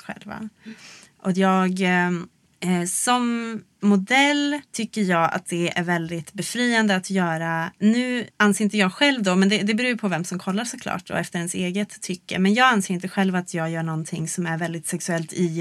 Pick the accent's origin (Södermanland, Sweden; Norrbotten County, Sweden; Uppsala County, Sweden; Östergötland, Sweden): Norrbotten County, Sweden; Luleå; i Luleå då där jag växte upp